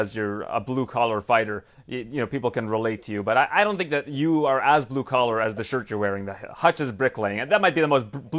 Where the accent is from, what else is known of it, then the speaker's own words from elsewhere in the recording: Canada; I'm from Canada